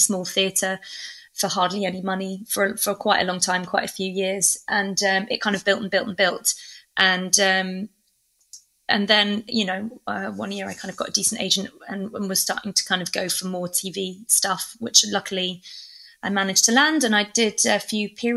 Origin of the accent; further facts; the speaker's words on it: England, United Kingdom; also born or lived in Oxford / London; I'm from England